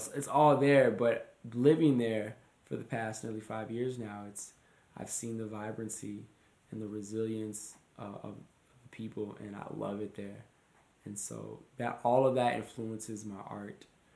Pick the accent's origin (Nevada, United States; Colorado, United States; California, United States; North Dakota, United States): North Dakota, United States; moved away as an adult; also born or lived in New York / Minneapolis; coming from North Dakota, small city